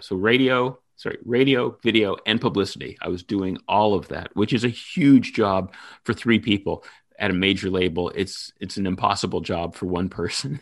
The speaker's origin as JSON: {"language": "English", "town": "Toronto", "region": "Ontario", "country": "Canada", "also_born_or_lived": "New York", "moved": "as an adult", "said": "I'm originally from Toronto"}